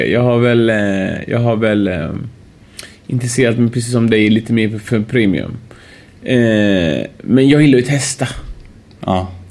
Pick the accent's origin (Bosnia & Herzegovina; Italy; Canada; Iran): Iran; also born or lived in Uddevalla, Sweden; now in Sweden; jag är iranier vet du, vi, vi, får ju hår tidigt.